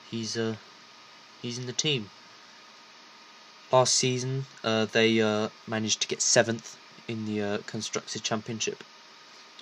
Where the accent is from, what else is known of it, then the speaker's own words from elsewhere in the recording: United Kingdom; I'm British